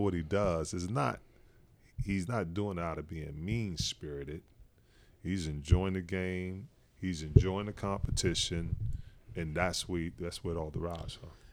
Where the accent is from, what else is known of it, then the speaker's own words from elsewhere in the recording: Newark, New Jersey, United States; moved away; also born or lived in Utah; I'm coming from Newark